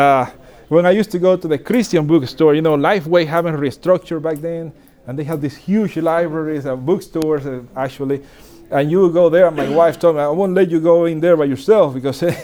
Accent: Dominican Republic; I was born and raised in Dominican Republic

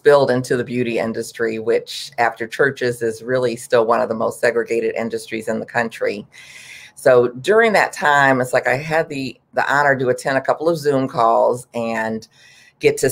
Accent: Detroit, Michigan, United States; moved away as an adult; also born or lived in Texas; now in Washington, D.C., United States; I'm from Detroit, and even though I'm from Detroit, I actually went to beauty school in Texas

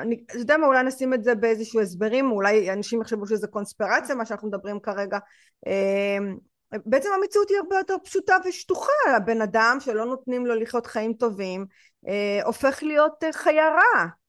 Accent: Israel

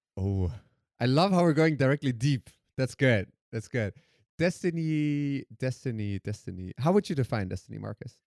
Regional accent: Germany; also born or lived in Iran / Netherlands; my parents fled Iran when I was three years old, and I grew up in Germany

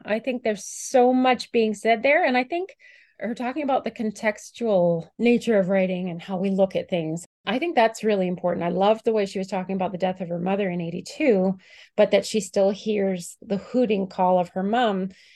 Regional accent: Canada; here I am as a Canadian

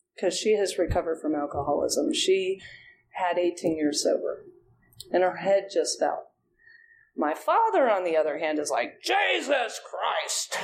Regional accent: Ohio, United States; moved away as an adult; also born or lived in Auburn, Alabama, United States; now in Atlanta, United States; I'm from Ohio. So I went to Auburn University, and that was a long way from home.

